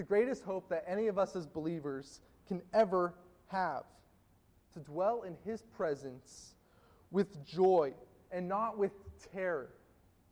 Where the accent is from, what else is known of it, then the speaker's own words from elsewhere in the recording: Gilbert, Arizona, United States; I grew up in Gilbert, Arizona, and attended a classical charter school